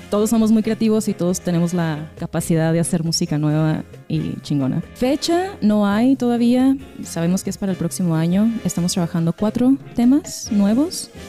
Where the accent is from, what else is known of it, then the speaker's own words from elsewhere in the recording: Tijuana, Baja California, Mexico; toda esa influencia que tenemos en Tijuana, haber crecido ahí, este, todos somos tijuanenses.